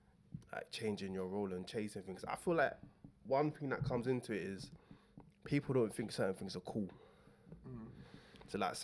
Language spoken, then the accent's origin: English; London, United Kingdom; I'm a dude from South.